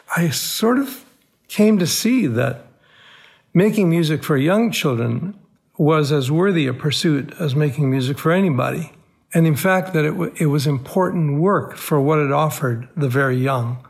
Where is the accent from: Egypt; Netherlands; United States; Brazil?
Egypt; Cairo, Cairo Governorate; moved away; my boyhood growing up in Cairo, Egypt, I was born into an Armenian family